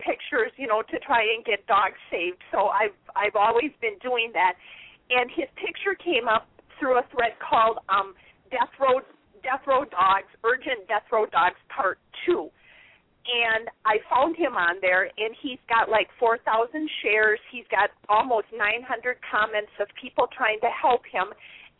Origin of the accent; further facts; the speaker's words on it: Wisconsin, United States; I am from Wisconsin in the northern part of the United States